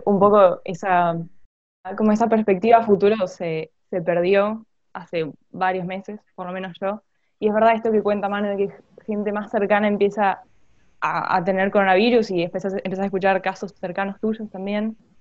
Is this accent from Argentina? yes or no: yes; Buenos Aires, Argentina; también soy de Buenos Aires, del Colegio de la Ciudad